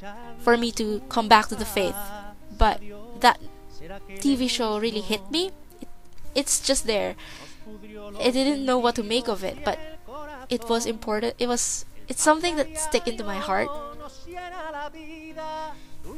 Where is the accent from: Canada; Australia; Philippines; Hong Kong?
Philippines; moved away as an adult; now in New Zealand; I grew up in the Philippines, but for the last 4 years, I've been residing in New Zealand